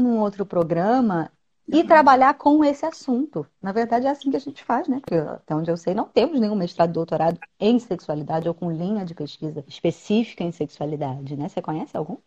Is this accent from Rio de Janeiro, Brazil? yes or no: yes; Rio de Janeiro, Brazil; eu sou do Rio de Janeiro